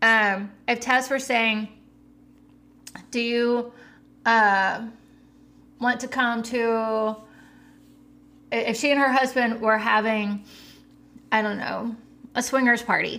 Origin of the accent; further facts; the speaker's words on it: the South, United States; I'm from the South